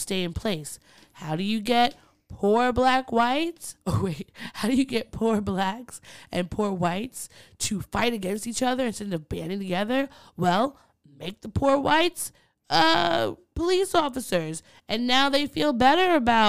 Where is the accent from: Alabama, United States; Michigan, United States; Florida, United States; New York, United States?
New York, United States; Long Island; growing up in Long Island